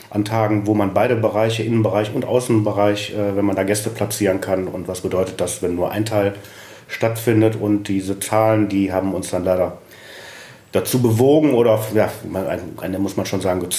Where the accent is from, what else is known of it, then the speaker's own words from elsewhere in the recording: Düsseldorf, North Rhine-Westphalia, Germany; Ich bin gebürtiger Düsseldorf, lebe in Pempelfort